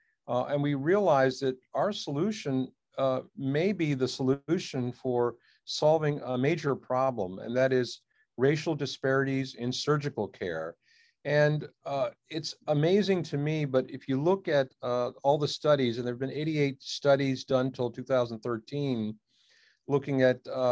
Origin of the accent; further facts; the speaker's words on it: Washington, District of Columbia, United States; also born or lived in India; I came to this country when I was a year old. And, my parents really came searching for a healthcare solution for a problem in the family. And lo and behold, I grew up in the Washington, D.C. area